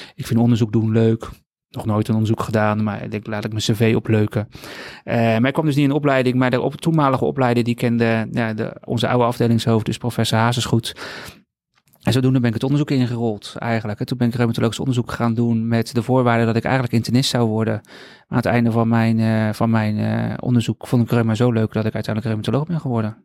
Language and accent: Dutch; Rotterdam, South Holland, Netherlands; ik woon al heel mijn leven in Rotterdam